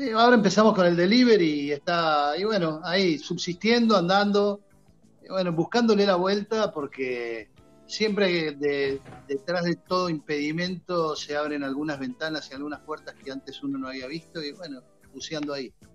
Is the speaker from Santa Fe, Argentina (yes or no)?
no; Banfield, Buenos Aires Province, Argentina; yo cuando era chico, mi familia veníamos... somos de Banfield